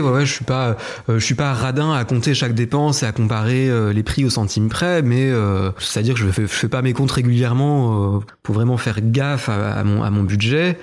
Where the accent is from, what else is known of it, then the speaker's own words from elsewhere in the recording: Épinal, Grand Est, France; je suis né à Épinal, à 300 mètres de là où j'habite aujourd'hui. J'ai grandi aussi dans, à peu près le même rayon